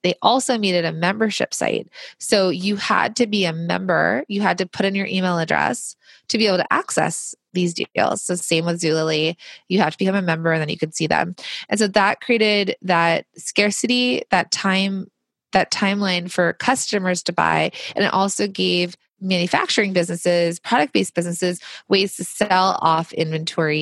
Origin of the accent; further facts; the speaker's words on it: Los Angeles, California, United States; I grew up in Los Angeles where there was a ton of manufacturing.